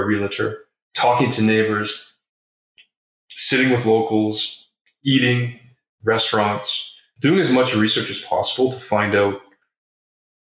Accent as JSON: {"language": "English", "town": "Toronto", "region": "Ontario", "country": "Canada", "tie": "born or raised there", "said": "I am born and raised in Toronto, Ontario."}